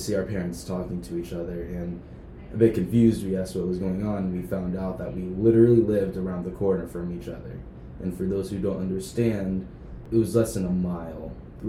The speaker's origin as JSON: {"language": "English", "region": "Florida", "country": "United States", "tie": "born or raised there", "also_born_or_lived": "Tampa, Florida / Rockledge, Florida", "moved": "yes", "lives_now": "Las Vegas, United States", "said": "We moved from Tampa, which is the first place I lived in Florida, down to a little town called Rockledge"}